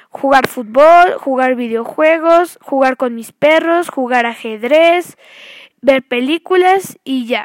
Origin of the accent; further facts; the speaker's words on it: Orizaba, Veracruz, Mexico; born there; Nací en Orizaba, Veracruz, en el, eh, Hospital La Concordia.